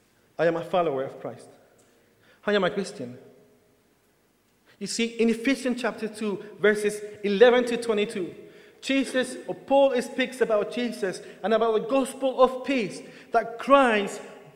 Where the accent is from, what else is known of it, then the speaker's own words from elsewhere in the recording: Chile; Actually, I could, because as a Chilean, I could have applied for the Spanish passport. But actually, I'm British.